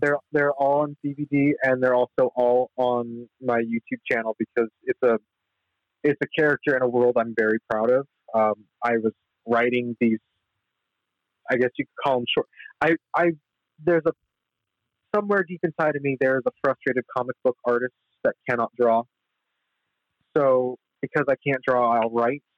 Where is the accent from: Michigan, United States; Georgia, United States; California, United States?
California, United States; Los Angeles; me being you know an LA kid